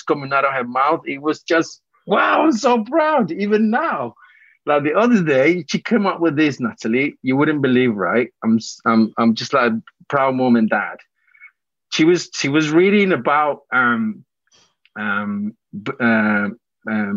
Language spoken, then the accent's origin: English; Colombia; moved away; I was born in Colombia myself